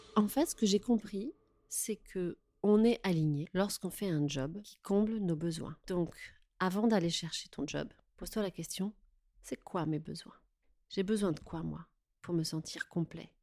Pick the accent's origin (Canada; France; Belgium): France; Touraine, Centre-Val de Loire; moved away as an adult; also born or lived in Paris region / Tours; now in Paris, France; je suis née en région parisienne, mais j'ai grandi en Touraine.